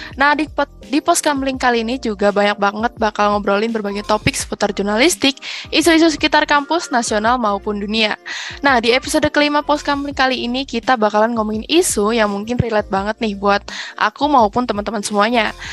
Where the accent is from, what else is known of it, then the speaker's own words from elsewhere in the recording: Bekasi, West Java, Indonesia; aku dari Bekasi